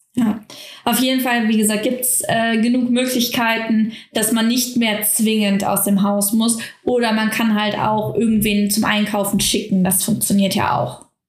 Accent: Germany; bei uns in Deutschland

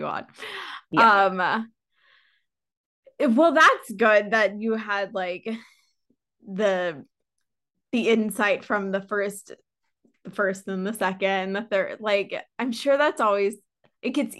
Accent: St. Louis, Missouri, United States; moved away; back home, I'm from St. Louis

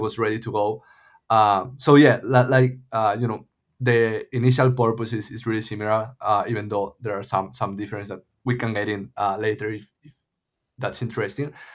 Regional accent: A Coruña, Galicia, Spain; moved away as an adult; also born or lived in Madrid, Spain / Los Angeles, United States; now in Lisbon, Portugal; I'm from Coruña. It's called, it's, uh, like a small city in the northwest of Spain

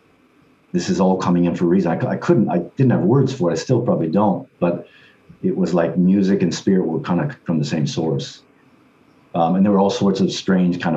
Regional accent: Detroit, Michigan, United States; moved away as an adult; also born or lived in Osaka, Japan; I'm from Michigan, from Detroit, Michigan.

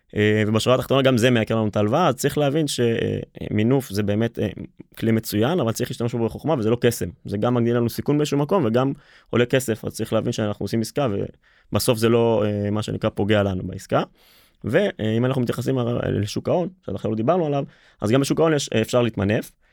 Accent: Israel; לפחות אצלנו בישראל

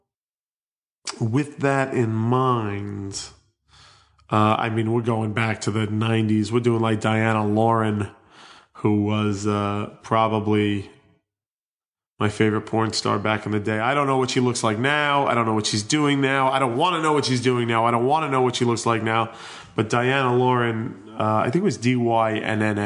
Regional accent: New York City, New York, United States; growing up on Staten Island

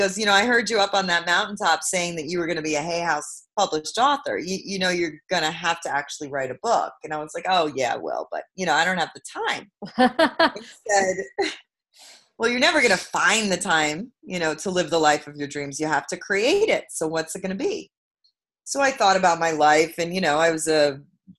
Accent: New York City, New York, United States; I'm from Brooklyn, New York

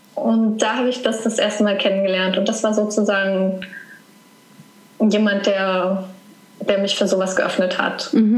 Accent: Saarland, Germany; moved away; Meine Geschwister sind aber alle im, im Saarland geblieben, wo ich herkomme

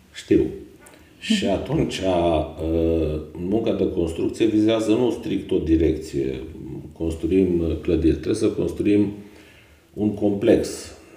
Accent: Ineu, Arad County, Romania; m-am născut uh, în Ineu, județul Arad, unde am și absolvit uh, liceul Mihai Viteazu

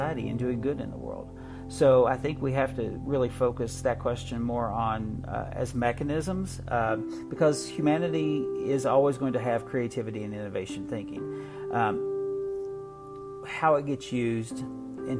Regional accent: Appalachia, southeastern Kentucky, United States; moved away; I am originally from Appalachia, from a 9-generation southeastern Kentucky coal fields family.

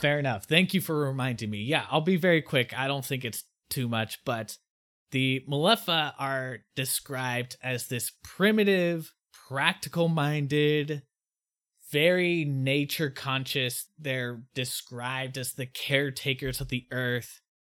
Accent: United States; me as an American

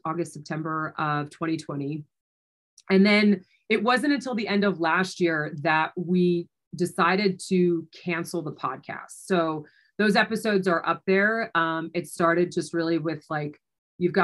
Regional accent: New Jersey, United States; moved away as an adult; also born or lived in New York City; now in Denver, United States; I was born and raised in New Jersey and then had moved into New York City.

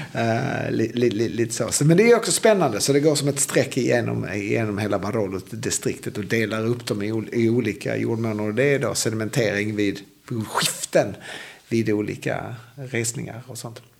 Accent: Sweden; då körde jag som svensk

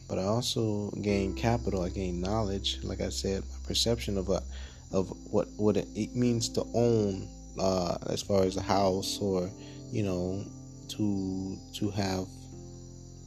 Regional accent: Miami, Florida, United States; moved away as an adult; also born or lived in Chicago, Illinois; now in Costa Rica; I was born and raised in Miami, Florida, and you know, I spent most of my life there.

